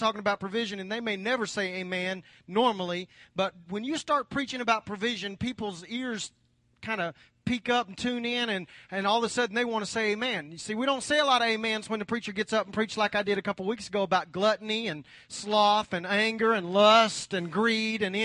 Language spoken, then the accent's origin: English; United States; as American Christians